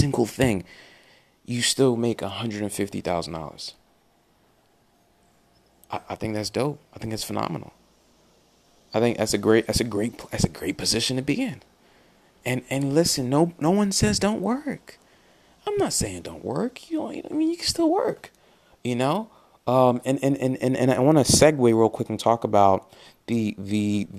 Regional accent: Nigeria; moved away; I'm from Nigeria.

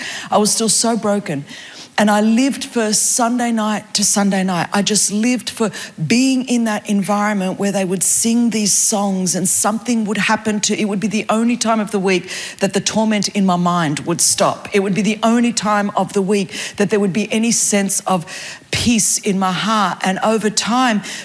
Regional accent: Sydney, New South Wales, Australia; I grew up in Layla Park, just down Sunny Hot Road

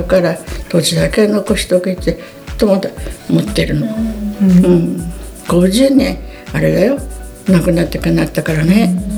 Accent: mountains behind Kamishihoro, Hokkaido, Japan; 生まれはね上広幌の山奥オルベチとこです

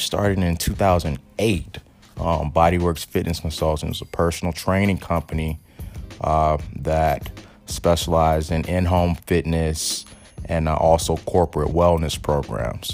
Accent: St. Petersburg, Florida, United States; moved away as an adult; also born or lived in Atlanta / Washington, D.C.; I'm originally from St. Petersburg, Florida, the Tampa Bay area. Moved to Atlanta when I was 18

